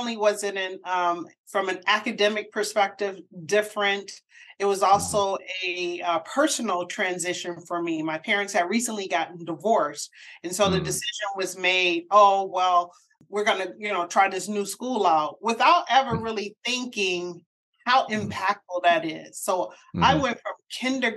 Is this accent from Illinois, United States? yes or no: no; Detroit, Michigan, United States; moved away as an adult; also born or lived in Chicago / Boston; Born and raised Detroit, Michigan